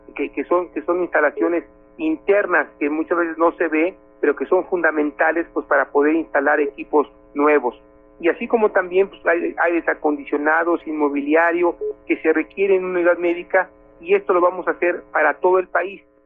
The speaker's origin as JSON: {"language": "Spanish", "country": "Mexico", "said": "como mexicanos"}